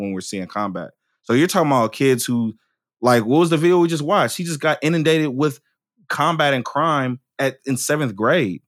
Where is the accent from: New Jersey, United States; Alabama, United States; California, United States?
California, United States; Oakland; I'm from Oakland, right? And I could have been any statistic that came out of Oakland